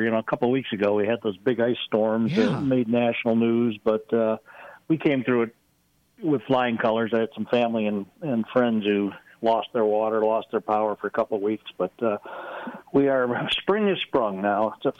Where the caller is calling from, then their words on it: Arlington, Texas, United States; I'm just sitting in my home office here in Arlington, Texas.